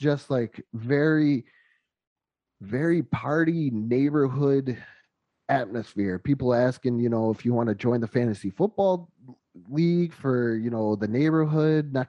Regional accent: Western New York, United States; moved away; We're both from the north. I'm from Western New York.

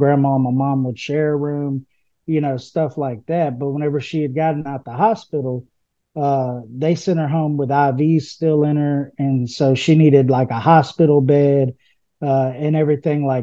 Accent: Houston, Texas, United States; I'm from Houston, Texas, originally. I grew up in a all-black neighborhood

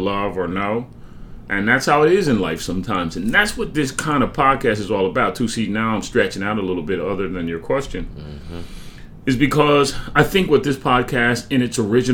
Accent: Franklin Township, New Jersey, United States; I'm from Somerset County, or Franklin Township, as it were. My high school is Franklin High School

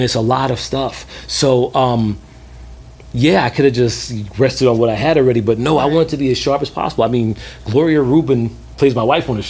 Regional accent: New York City, New York, United States; also born or lived in London / Atlanta; growing up in Brooklyn

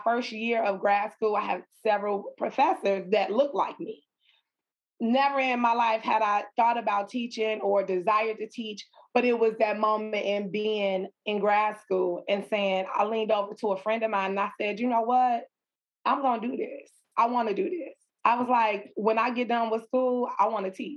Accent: Chicago, Illinois, United States; I am from the west side of Chicago, born and raised in Chicago

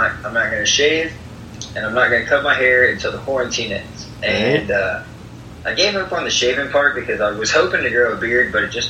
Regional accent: Rockford, Illinois, United States; born there; also born or lived in Maysville, Kentucky / Valparaiso, Indiana / Florence, Kentucky; so I was born in Rockford, and then I moved to Maysville, Kentucky, which is eastern-ish. And from there, I moved to Valparaiso, Indiana.

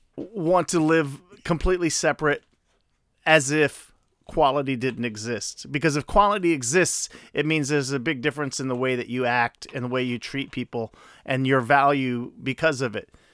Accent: Chicago, Illinois, United States; I grew up in South Shore.

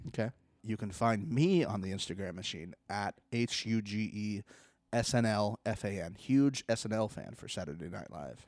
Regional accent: Florida, United States; now in Los Angeles, United States; I'm from Florida.

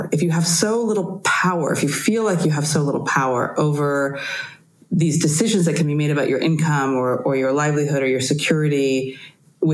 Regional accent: United States; moved away as an adult; now in Europe; we're both American living in Europe now

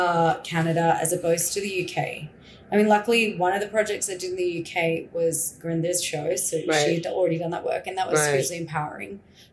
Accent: Perth, Western Australia, Australia; accent: Australian; moved away as an adult; also born or lived in India / Mumbai; So I was born there, brought up there.

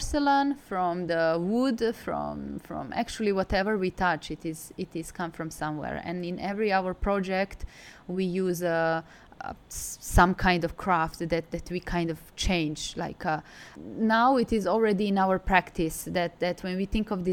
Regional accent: Belgrade, Serbia; also born or lived in Milan, Italy; now in Hangzhou, China; I'm from Serbia, I'm from Belgrade.

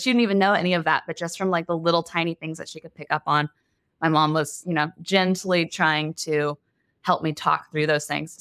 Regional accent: Texas, United States; also born or lived in Los Angeles; I was born and raised in Texas, and a lot of us get married pretty young out here

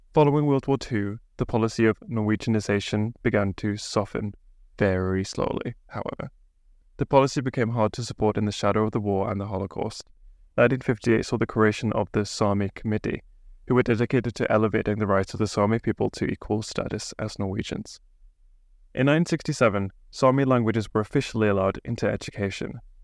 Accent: England, United Kingdom; now in Bergen, Norway; I'm an English guy

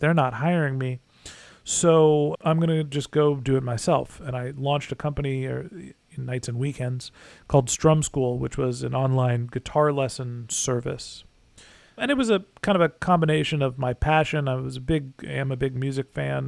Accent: California, United States; moved away as an adult; also born or lived in Boston / Orange County / Dallas, Texas; I'm a kid from California, then went to school in Boston

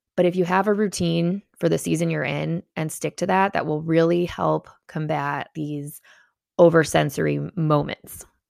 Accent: Chicago, Illinois, United States; as a Chicagoan

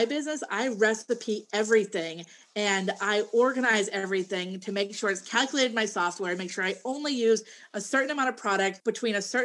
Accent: Massachusetts, United States; now in Maryland, United States; I'm originally from Massachusetts

